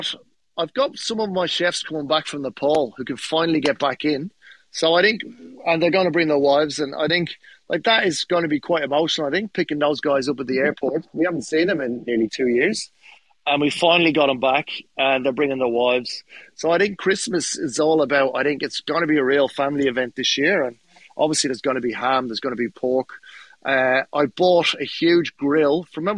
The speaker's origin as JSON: {"language": "English", "town": "Dublin", "region": "Leinster", "country": "Ireland", "said": "The police turned up with the army because, mate, and I'm from Dublin. The army have guns up there."}